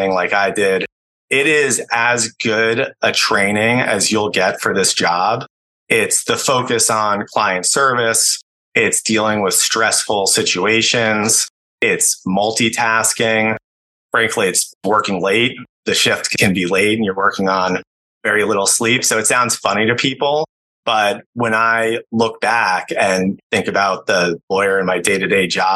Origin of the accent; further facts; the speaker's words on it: Connecticut, United States; I grew up in the New York City area, outside the city, primarily in Connecticut